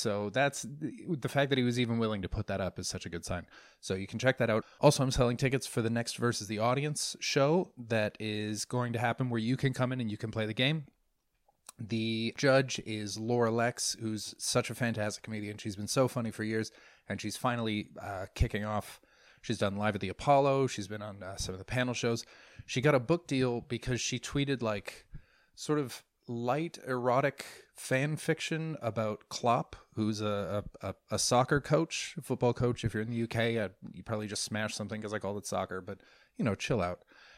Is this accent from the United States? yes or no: no; Canada; I'm Canadian, by the way. Don't hate. If there are any Americans on here, I love you.